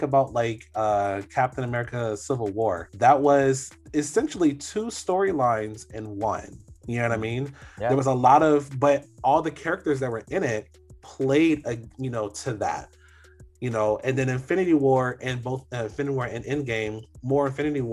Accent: Orlando, Florida, United States; I grew up in Orlando

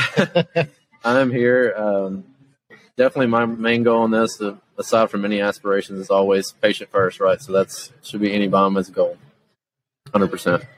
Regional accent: Jackson, Tennessee, United States; I'm from Jackson, Tennessee, is where we're located

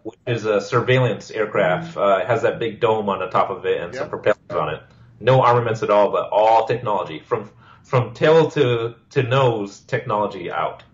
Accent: Hawaii, United States; moved away as an adult; my hometown

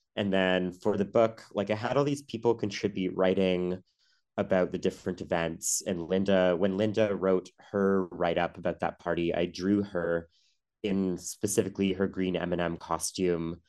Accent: Ottawa, Ontario, Canada; I grew up in Ottawa, the nation's capital

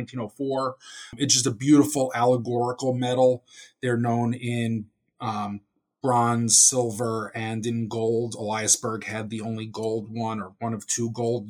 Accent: Hillsdale, New Jersey, United States; I come from Hillsdale, New Jersey, which is a small town in northern Bergen County

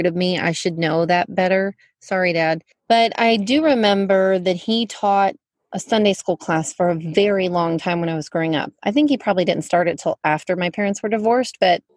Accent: Fort Worth, Texas, United States; I was born in Fort Worth

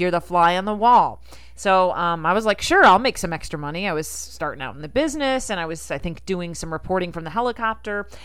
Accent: Rochester, United States; I'm from Rochester

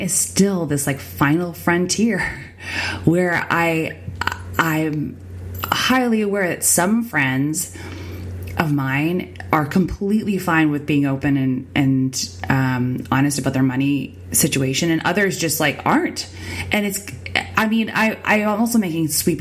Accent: Winnipeg, Manitoba, Canada; on the wrong side of the train tracks, on the wrong side of the bridge is where I grew up

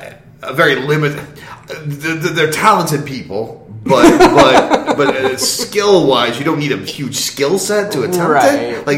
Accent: Kansas, United States; I'm from Kansas

